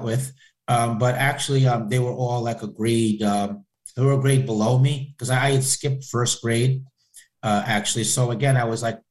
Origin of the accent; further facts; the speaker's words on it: Peekskill, New York, United States; I grew up specifically in Peekskill, in Westchester